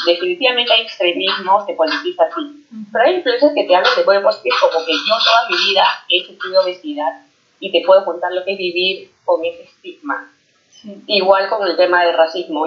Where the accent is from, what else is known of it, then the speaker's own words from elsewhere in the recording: Peru; now in Toronto, Canada; yo crecí en Perú